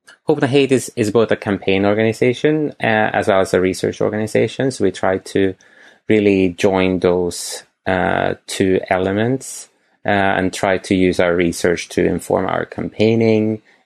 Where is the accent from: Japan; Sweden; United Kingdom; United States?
Sweden; moved away; I'm from Sweden